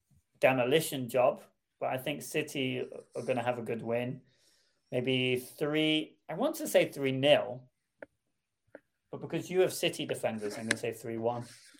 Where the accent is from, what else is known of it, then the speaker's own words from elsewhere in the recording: Wales, United Kingdom; as a Welshman.